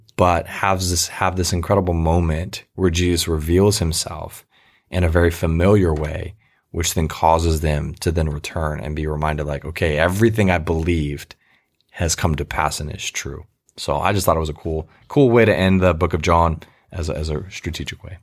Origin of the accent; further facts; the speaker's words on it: United States; as an American